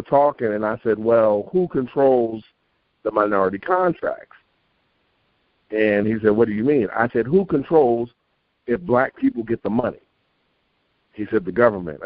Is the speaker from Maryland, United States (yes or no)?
no; New York City, New York, United States; When I was growing up in Queens in New York